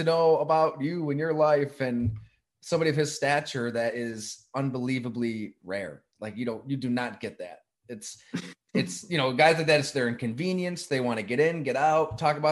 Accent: Buffalo, New York, United States; moved away as an adult; also born or lived in Green Bay, Wisconsin / Syracuse, New York; Buffalo, New York

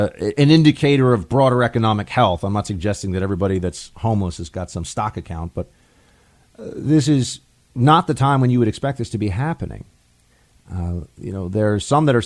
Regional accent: New York City, New York, United States; in New York City, in my hometown

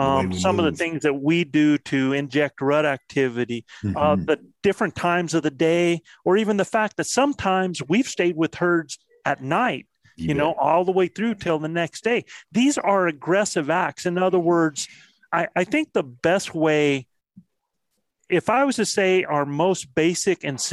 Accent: South Carolina, United States; my home state of South Carolina

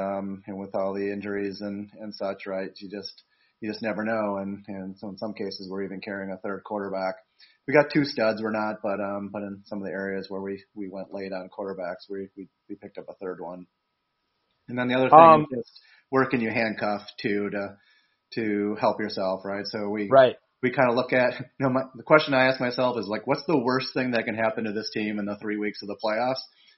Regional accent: Wisconsin, United States; I will say I'm from Wisconsin, as you know, as you are too

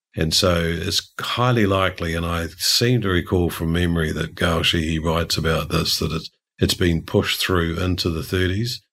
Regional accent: New Zealand; as a New Zealander

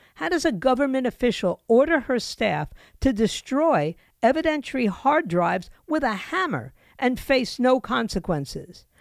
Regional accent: New York, United States; moved away; also born or lived in Florida; I grew up in New York

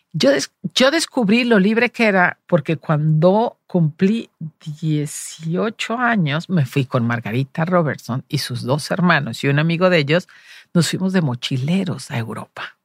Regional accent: Los Altos de Jalisco, Mexico; moved away; also born or lived in Guadalajara, Mexico / Madrid, Spain; somos de pueblo, de los Altos de Jalisco

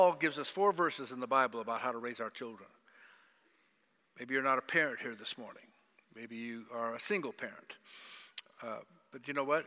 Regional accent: Zimbabwe

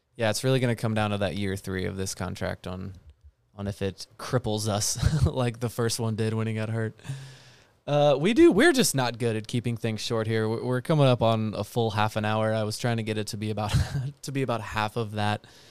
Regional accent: United States; I'm an American.

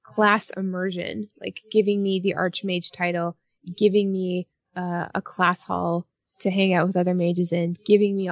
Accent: Canada; I'm Canadian

